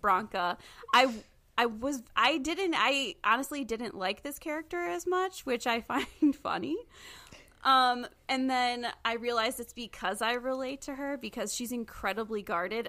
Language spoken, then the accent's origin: English; Michigan, United States; I'm from Michigan